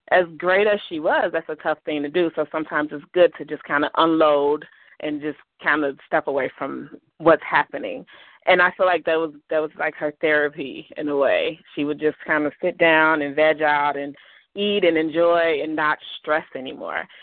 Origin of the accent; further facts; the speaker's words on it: Chicago, Illinois, United States; also born or lived in Blue Island, Illinois; I grew up on the south side of Chicago